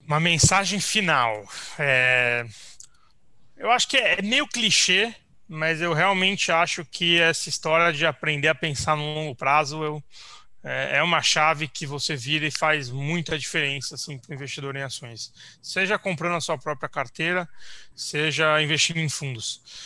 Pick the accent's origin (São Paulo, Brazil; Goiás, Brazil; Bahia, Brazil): São Paulo, Brazil; a gente é de São Paulo, natural, enfim, é, crescemos e, e é, crescemos aqui, vivemos aqui a vida inteira